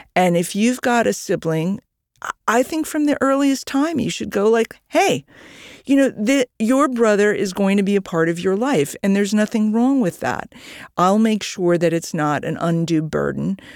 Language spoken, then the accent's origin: English; New York, United States; I'm a New Yorker